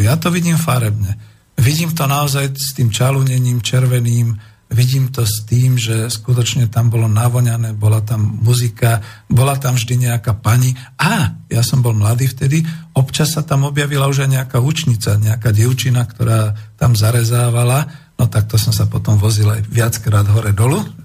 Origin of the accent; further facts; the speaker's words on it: Bratislava, Bratislava Region, Slovakia; som taký starý, typický, narodený bratislavčan